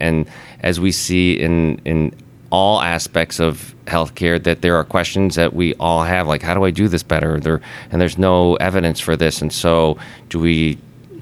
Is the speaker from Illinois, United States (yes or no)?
yes; Chicago, Illinois, United States; moved away as an adult; also born or lived in West Coast / East Coast; I'm from Chicago, born and raised there